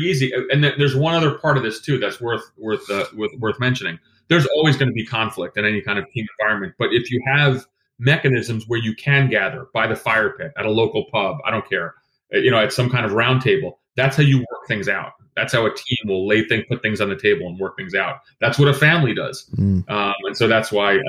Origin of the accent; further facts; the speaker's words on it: Greece; moved away; I was born in Greece.